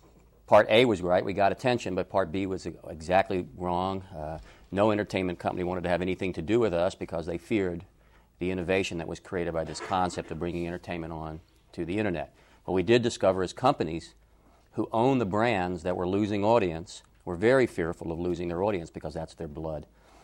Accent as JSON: {"language": "English", "town": "Atlanta", "region": "Georgia", "country": "United States", "tie": "born or raised there", "said": "I was raised in Atlanta and attended Georgia State University to study philosophy."}